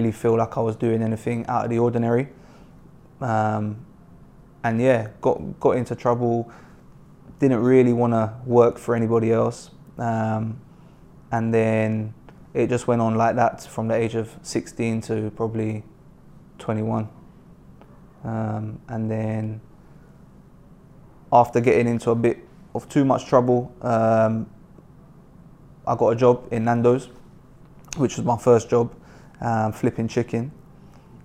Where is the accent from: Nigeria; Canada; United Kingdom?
United Kingdom; Mitcham, London; I grew up in Mitcham in South London